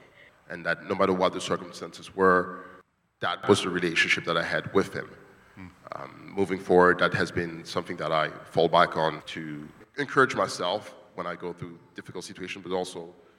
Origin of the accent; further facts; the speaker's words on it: DR Congo; moved away as an adult; now in United States; As you all know, I'm from the Congo. I haven't seen my father since 1998. I came to the States as I was 19 and went to college, came to the DC area for work